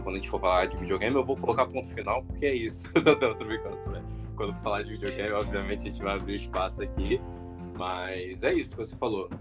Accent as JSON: {"language": "Portuguese", "region": "Rio de Janeiro", "country": "Brazil", "said": "eu sou do Rio de Janeiro"}